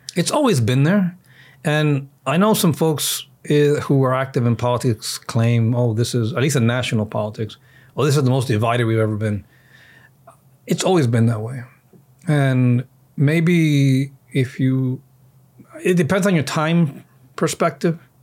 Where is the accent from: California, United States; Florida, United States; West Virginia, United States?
Florida, United States; Miami; also born or lived in Washington, D.C. / Virginia; we're born and raised in Miami